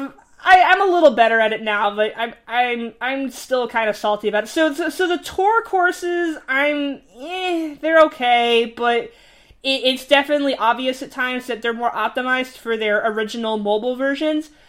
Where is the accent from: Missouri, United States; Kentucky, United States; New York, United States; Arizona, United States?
New York, United States; I'm from New York